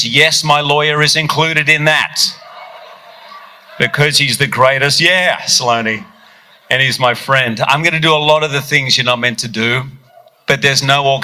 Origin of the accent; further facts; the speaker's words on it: Australia; I grew up in Australia